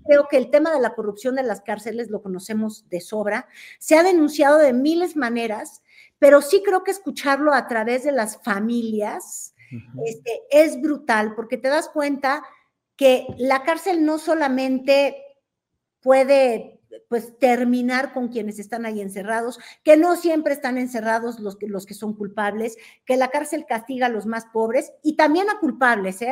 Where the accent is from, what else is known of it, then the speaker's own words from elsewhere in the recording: Cuautitlán Izcalli, State of Mexico, Mexico; yo vengo del municipio de Cuautitlán, Escali